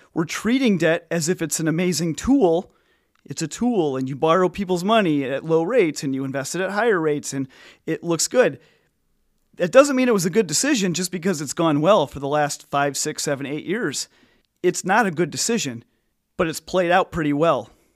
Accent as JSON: {"language": "English", "region": "Illinois", "country": "United States", "said": "I'm from Illinois"}